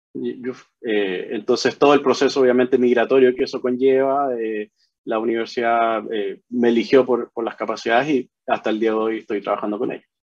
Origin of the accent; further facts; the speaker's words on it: Chile; moved away as an adult; also born or lived in Hawaii, United States; now in Honolulu, United States; nací en el Hospital de Carabineros, ahí en, en en la calle Simón Bolívar